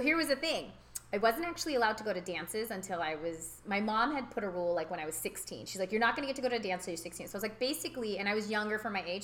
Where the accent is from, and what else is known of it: California, United States; born or raised there; also born or lived in Houston, Texas